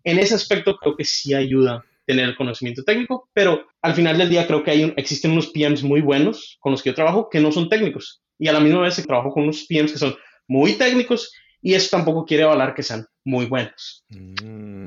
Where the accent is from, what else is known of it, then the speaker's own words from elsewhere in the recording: Michoacán, Mexico; now in Seattle, United States; yo crecí en Michoacán, pero ahorita vivo en Seattle, Washington